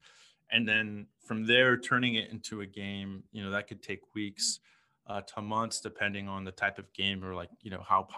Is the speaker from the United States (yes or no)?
yes; Houston, Texas, United States; also born or lived in San Francisco / New York; now in Ho Chi Minh City, Vietnam; I was born in Houston.